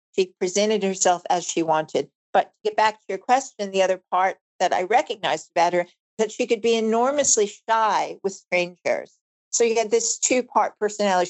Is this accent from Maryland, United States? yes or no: no; Long Island, New York, United States; also born or lived in Bronx, New York; I was born in the Bronx, and uh, my family of five had migrated over several years to Long Island and then ultimately found ourselves at the end of Long Island